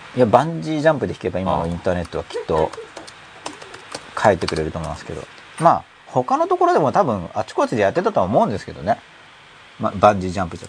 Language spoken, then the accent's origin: Japanese; Gunma, Japan; now in Tokyo, Japan; 僕群馬出身だから